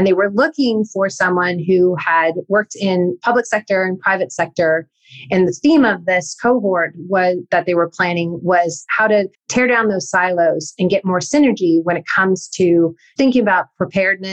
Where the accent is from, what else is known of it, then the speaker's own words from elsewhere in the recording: Northern California, United States; where I grew up in Northern California